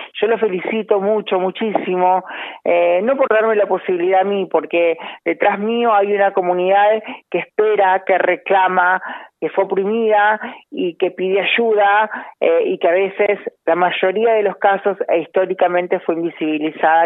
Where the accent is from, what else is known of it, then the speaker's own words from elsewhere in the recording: Monte Maíz, Córdoba, Argentina; now in Buenos Aires, Argentina; Amo mi pueblo, Monte Maíz, lo amo, me encanta. En la provincia de Córdoba, en el sudeste